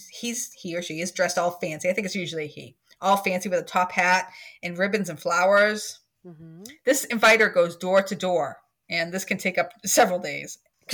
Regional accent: Scotland, United Kingdom; I'm Scottish.

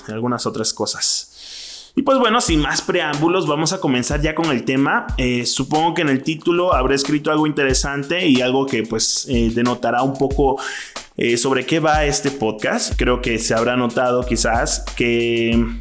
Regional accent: Mexico; moved away as an adult; now in Mexico City, Mexico; Yo soy mexicano, pero soy de una provincia de, México

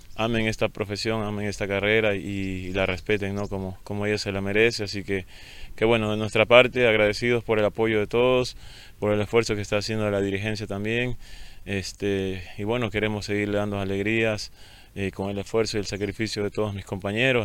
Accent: El Oro, Ecuador; estar aquí en mi tierra, sobre todo de representar a, un club con, grandes expectativas que está creciendo, que busca la grandeza. Eh, como lo es Orense, así que representar a mi provincia también significa mucho para mí.

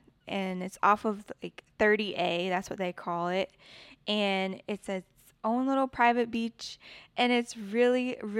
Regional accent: Florida, United States; born there; I was born in Florida on Eglin Air Force Base.

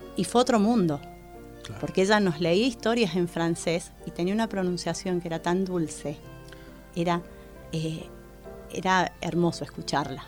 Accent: Argentina; entre argentinos y chilenos no nos entendemos

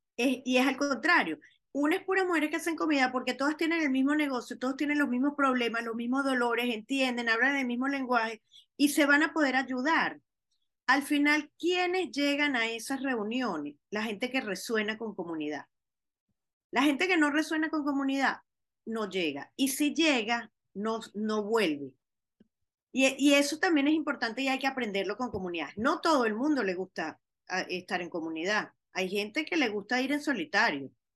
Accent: Venezuela; now in Miami, United States; como diáspora venezolana que somos

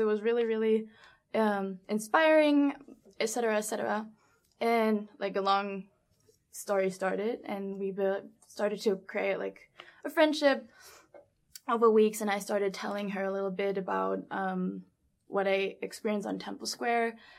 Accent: Germany; moved away as an adult; also born or lived in New York / Las Vegas; I'm from Germany, born and raised in Germany

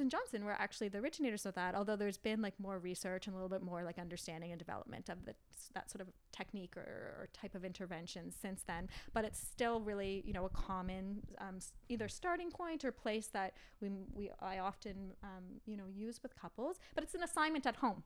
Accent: Ottawa, Ontario, Canada; I grew up in Ottawa

